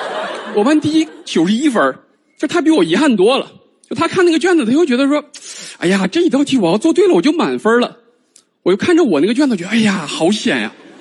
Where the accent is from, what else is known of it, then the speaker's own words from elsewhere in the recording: China; 我们中国人